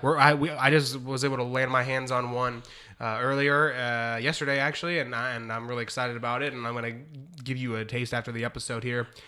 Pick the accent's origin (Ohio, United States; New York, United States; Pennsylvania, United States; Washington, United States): Ohio, United States; I'm from Ohio